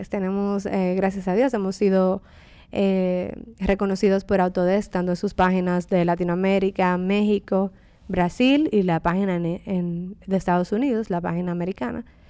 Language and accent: Spanish; Dominican Republic; also born or lived in England; trabajando en mi país y en mi región